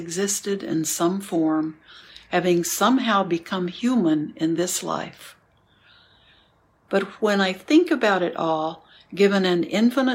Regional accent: New York, United States; I am a New Yorker

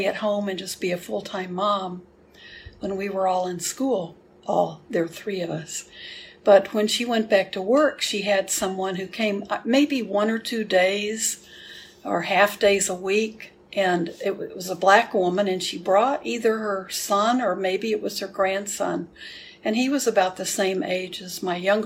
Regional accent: Houston, Texas, United States; I grew up in Houston

